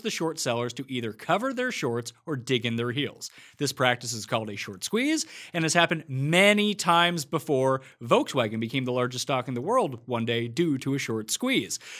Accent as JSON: {"language": "English", "area": "Newfoundland and Nova Scotia", "region": "Atlantic Canada", "country": "Canada", "said": "East Coaster from the, we're all from Newfoundland and Nova Scotia."}